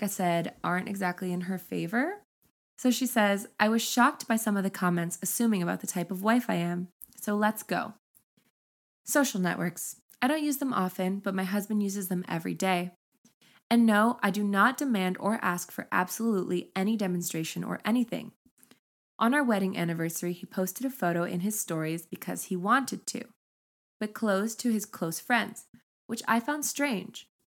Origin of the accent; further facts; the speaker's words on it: Brazil; English is a second language; And as for baths, in my country, it is normal to take 3 baths a day. I'm Brazilian, and we are the people who take the most baths in the world.